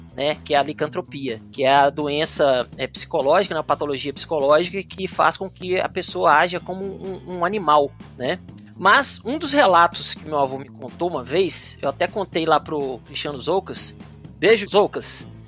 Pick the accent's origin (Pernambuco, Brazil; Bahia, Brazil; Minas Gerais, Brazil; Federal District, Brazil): Minas Gerais, Brazil; Belo Horizonte; aqui na minha terra, Belo Horizonte, Minas Gerais.